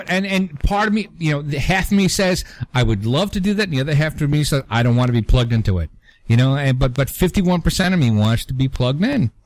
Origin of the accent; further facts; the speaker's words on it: New York City, New York, United States; moved away; also born or lived in Long Island, New York; I'm from Brooklyn and I'm a truck driver